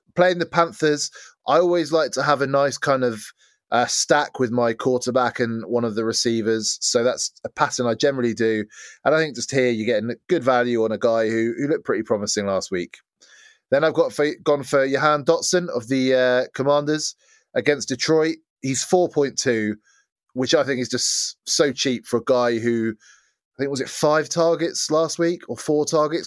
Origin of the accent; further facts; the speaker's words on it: England, United Kingdom; as an English guy